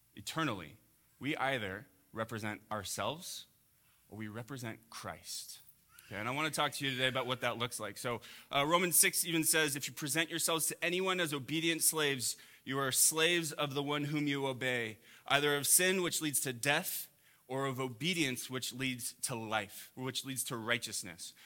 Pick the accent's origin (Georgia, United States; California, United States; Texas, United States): California, United States; Huntington Beach; growing up in Orange County, I grew up in Huntington Beach